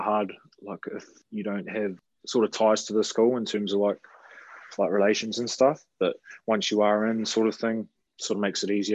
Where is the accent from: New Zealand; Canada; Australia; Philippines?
New Zealand; Christchurch, Canterbury; also born or lived in Auckland; I grew up in Christchurch, bro. Yeah, I was born in Auckland, but pretty much parents and that moved down when I was 5 to Christchurch.